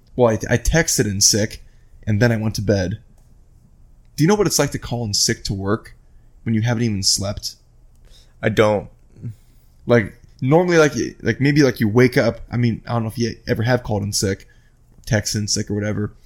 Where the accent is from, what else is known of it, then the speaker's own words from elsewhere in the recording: Iowa, United States; also born or lived in Midwest; now in West Palm Beach, United States; I'm from Iowa